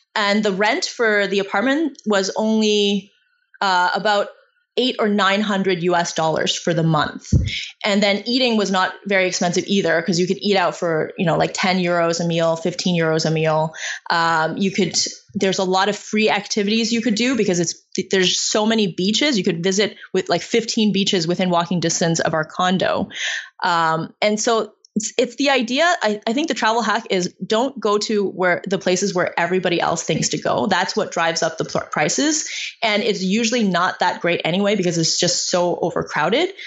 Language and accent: English; China; moved away; I was born in China in a um, like rural village